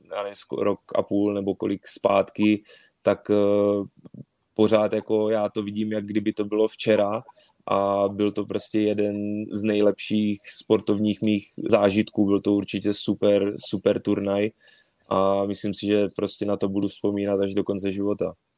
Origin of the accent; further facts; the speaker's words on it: Czechia; moved away as an adult; also born or lived in Poland; now in Yokohama, Japan; u nás v Praze